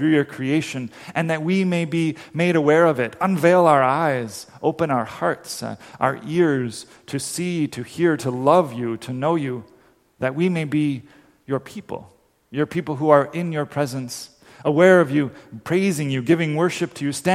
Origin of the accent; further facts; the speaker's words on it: Dominican Republic; moved away; it's a song I grew up singing in the Dominican Republic